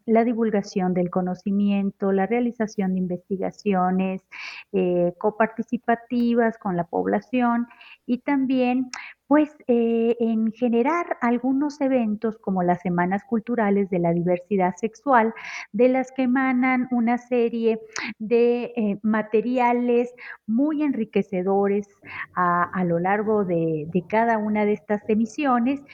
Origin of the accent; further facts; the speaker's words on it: Monterrey, Nuevo León, Mexico; now in Mexico City, Mexico; soy originaria de Monterrey, Nuevo León y actualmente me encuentro radicando en la Ciudad de México